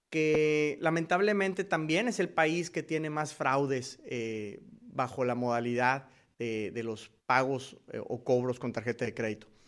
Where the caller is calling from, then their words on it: Houston, Texas, United States; de US Marketer y los saludo nuevamente desde la ciudad espacial, desde Houston, Texas.